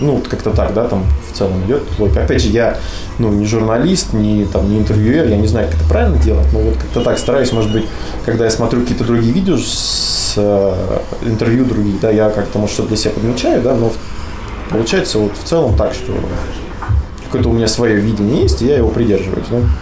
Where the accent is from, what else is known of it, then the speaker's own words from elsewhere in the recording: Kursk, Kursk Oblast, Russia; мы типа вот из Курска